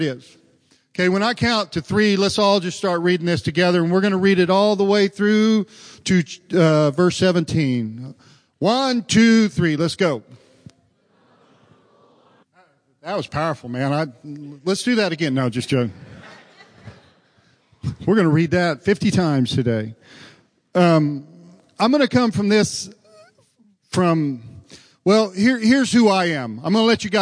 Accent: Oklahoma, United States; moved away; I was from Oklahoma. I was an Okie boy

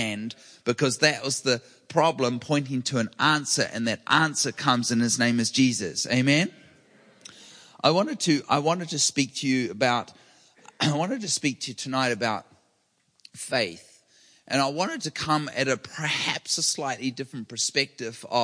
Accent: New Zealand; now in California, United States; I grew up with earthquakes regularly. I'm from New Zealand

